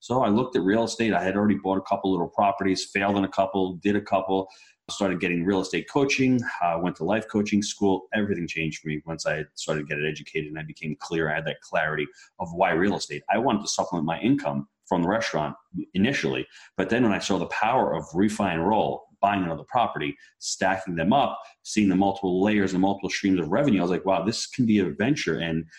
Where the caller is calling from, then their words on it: St. Augustine, Florida, United States; St. Augustine, Florida.